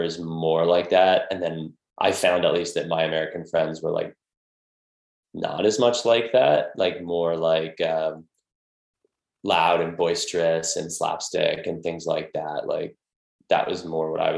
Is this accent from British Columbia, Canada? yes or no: no; Toronto, Ontario, Canada; moved away as an adult; also born or lived in New York; I'm originally from Toronto